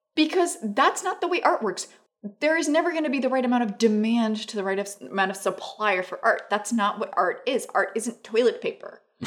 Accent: Santiago, Santiago Metropolitan Region, Chile; moved away as an adult; also born or lived in New York; Where I grew up in Santiago

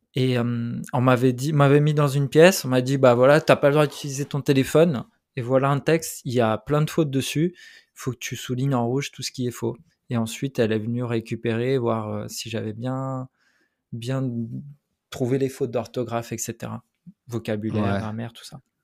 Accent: Switzerland; French is a second language; also born or lived in Portugal; je suis arrivé, j'avais 7 ans en Suisse. et puis, ça, a été particulièrement difficile parce que ben, cet âge-là, ben, je parlais pas français

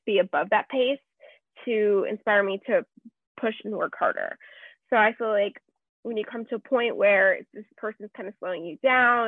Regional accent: Las Vegas, Nevada, United States; moved away as an adult; now in Arizona, United States; growing up in Vegas, you know, I'm not new to the party scene

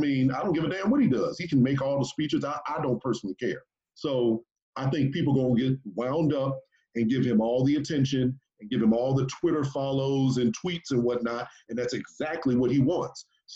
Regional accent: Texas, United States; I'm from Texas.

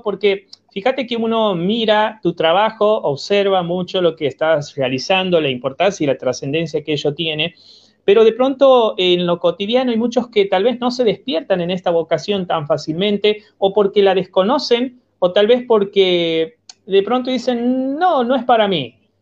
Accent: Argentina; como argentinos

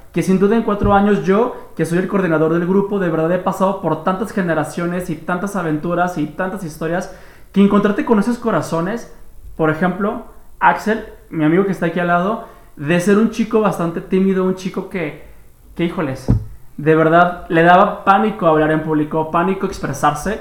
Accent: Guadalajara, Jalisco, Mexico; vivo en más y menos que Guadalajara, Jalisco

